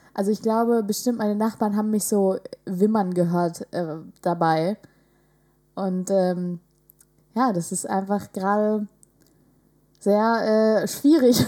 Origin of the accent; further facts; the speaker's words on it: village near Vechta, Lower Saxony, Germany; der nächstgrößeren Stadt äh, von meinem Heimatdorf